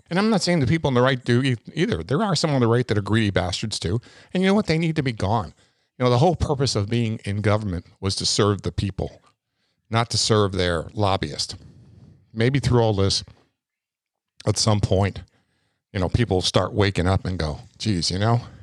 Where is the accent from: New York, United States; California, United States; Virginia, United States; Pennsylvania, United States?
New York, United States; And I came from New York